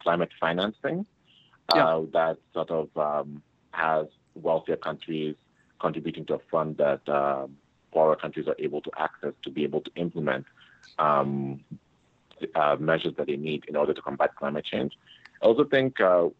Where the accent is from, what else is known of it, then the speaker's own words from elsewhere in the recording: Canada; I come from Canada